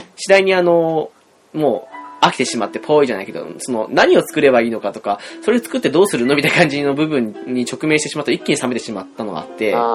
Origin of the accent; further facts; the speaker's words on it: Hokkaido, Japan; 我々道民としてはね